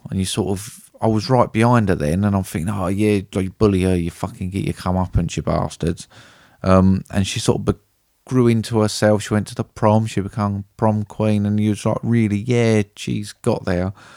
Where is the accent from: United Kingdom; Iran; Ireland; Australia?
United Kingdom; being British